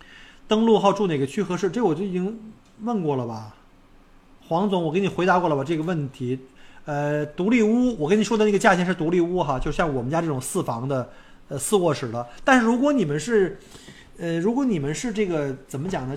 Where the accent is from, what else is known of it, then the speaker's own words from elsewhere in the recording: northern China, China; now in Australia; 我作为一个外国人或者是一个北方人，呃，到上海人就会歧视我